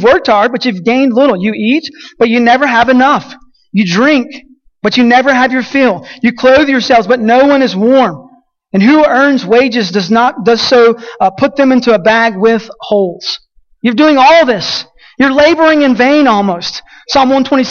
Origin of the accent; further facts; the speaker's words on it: Colorado City, Texas, United States; Champion Creek Reservoir is one of the lakes in my hometown, south of my city